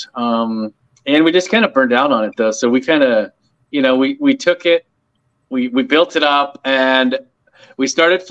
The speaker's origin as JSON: {"language": "English", "town": "Palmdale", "region": "California", "country": "United States", "tie": "born or raised there", "said": "I grew up in Palmdale, California"}